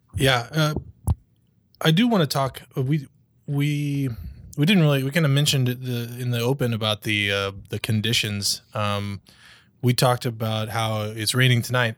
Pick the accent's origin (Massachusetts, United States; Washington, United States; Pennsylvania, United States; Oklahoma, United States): Oklahoma, United States; moved away; I'm, I'm from Oklahoma